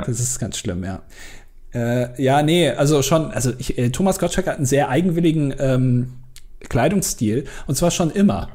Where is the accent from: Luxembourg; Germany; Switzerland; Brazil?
Germany; als Deutscher